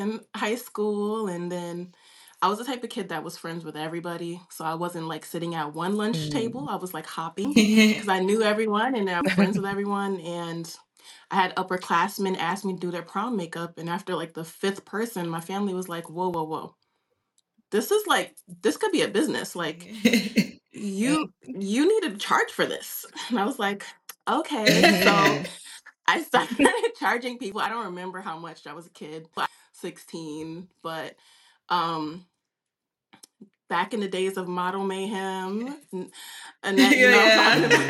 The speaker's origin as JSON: {"language": "English", "town": "New York City", "region": "New York", "country": "United States", "tie": "born or raised there", "said": "I grew up in Harlem, New York"}